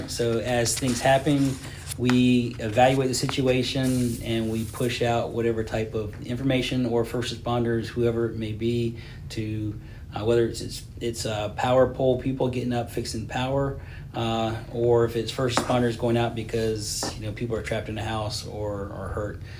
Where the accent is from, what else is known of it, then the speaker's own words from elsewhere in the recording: Hilton Head, South Carolina, United States; I'm from Hilton Head.